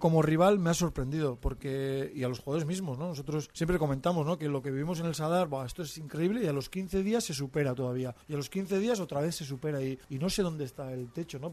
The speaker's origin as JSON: {"language": "Spanish", "town": "Berriatua", "region": "Basque Country", "country": "Spain", "tie": "born or raised there", "moved": "yes", "said": "fiestas de mi pueblo, de ah, Berriatúa"}